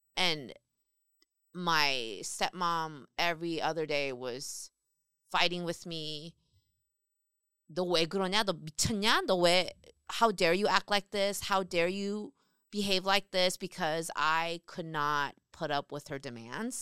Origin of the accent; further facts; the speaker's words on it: South Korea; now in United States; I grew up in Korea